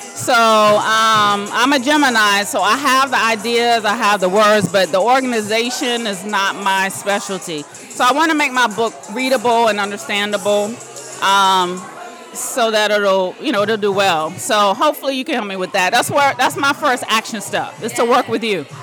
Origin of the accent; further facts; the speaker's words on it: Fayetteville, North Carolina, United States; now in Apex, United States; originally from Fayetteville, North Carolina. I currently live in Apex